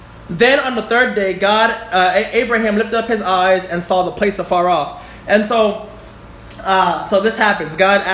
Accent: New York City, New York, United States; moved away; I'm from Bronx, New York. Gun Hill Road

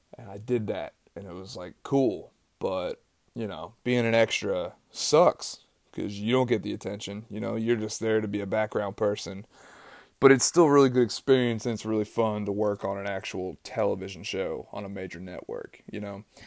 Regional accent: East Tennessee, United States; I grew up in East Tennessee

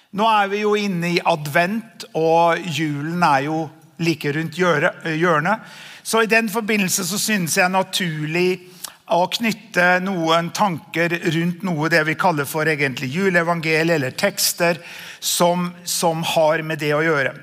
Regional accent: Namsos, Trøndelag, Norway; moved away as an adult; also born or lived in Østfold; Jeg er jo en eh, avslippet trønder som flyttet fra Trøndelag da vi var 18 år gamle

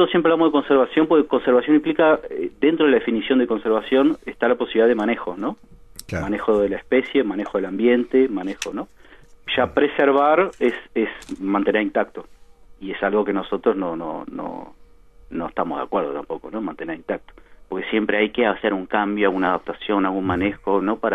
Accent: Montevideo, Uruguay; moved away as an adult; also born or lived in São Paulo, Brazil; now in Rivera, Uruguay; No, yo soy de Montevideo, yo soy de Parque Rodó.

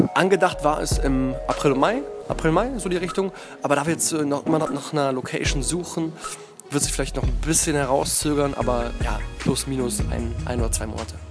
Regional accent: Berlin, Germany; Ich bin aus Berlin, in Berlin geboren

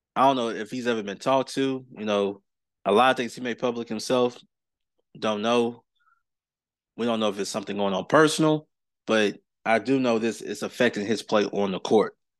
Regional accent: Clarksville, Tennessee, United States; my hometown of Clarksville, Tennessee

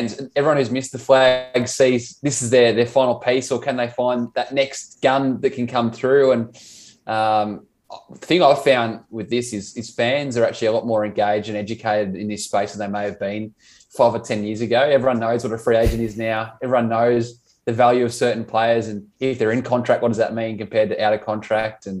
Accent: Geelong, Victoria, Australia; born and bred in Geelong

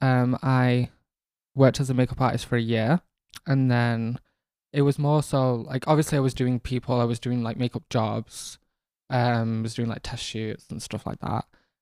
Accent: Manchester, North West England, United Kingdom; also born or lived in Rochdale; I am from Manchester originally, born and raised in North Manchester, the council estates of New Moston.

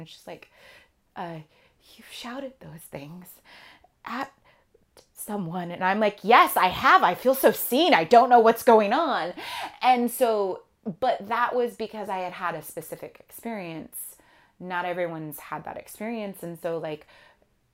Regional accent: California, United States; I'm from California

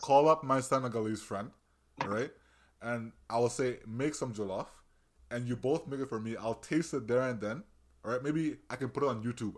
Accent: Brampton, Ontario, Canada; where I grew up in Brampton

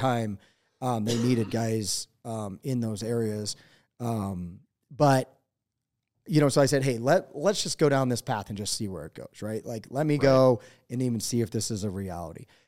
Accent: eastern Pennsylvania, United States; moved away as an adult; now in Montana, United States; i was born in eastern pennsylvania um, and i grew up there

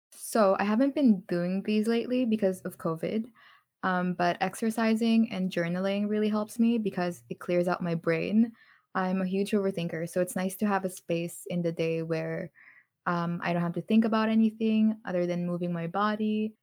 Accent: Philippines; moved away; also born or lived in North America; when I was still in the Philippines

